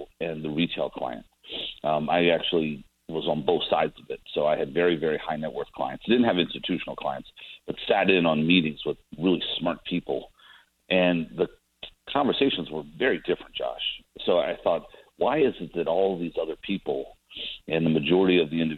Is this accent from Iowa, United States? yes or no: no; Chappaqua, New York, United States; moved away as an adult; now in Dallas, United States; I grew up in Chappaqua, New York, and came down to the University of Texas. So I live in Dallas now